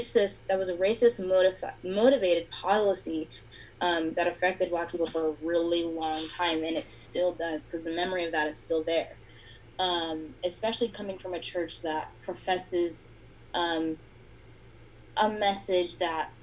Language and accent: English; Layton, Utah, United States; I'm from Layton, Utah, born and raised here